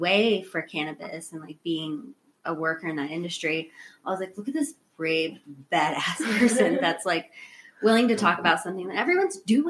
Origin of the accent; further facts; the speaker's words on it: Texas, United States; moved away; I'm from Texas.